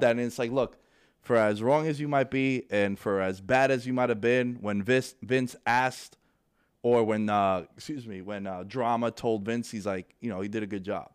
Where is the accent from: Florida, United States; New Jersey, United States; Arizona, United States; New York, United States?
New York, United States; New York City; Born and raised in New York. Um, Queens Boulevard is three blocks away